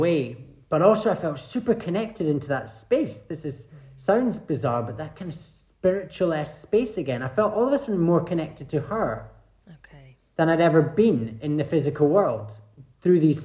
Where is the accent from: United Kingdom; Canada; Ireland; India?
United Kingdom; Scotland; I grew up in Scotland.